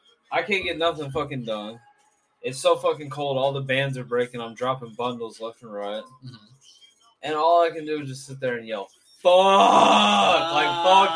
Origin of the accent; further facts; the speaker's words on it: Mena, Arkansas, United States; I'm from Mena, Arkansas